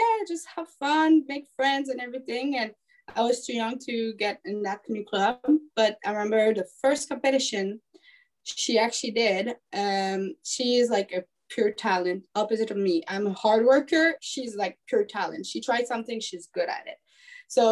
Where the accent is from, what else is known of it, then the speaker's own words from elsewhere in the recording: Quebec, Canada; I'm actually coming from Quebec. But right now, I'm pretty much all over the place in Canada.